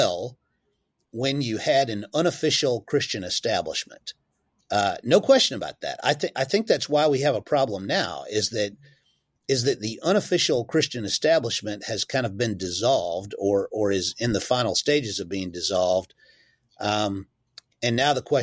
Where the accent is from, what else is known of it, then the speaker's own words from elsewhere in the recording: United States; as an American